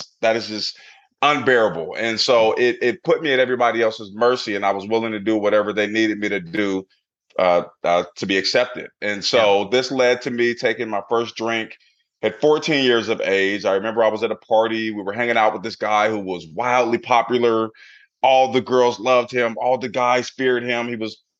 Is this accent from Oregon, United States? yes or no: yes; Portland, Oregon, United States; I grew up in Portland, Oregon in the 80s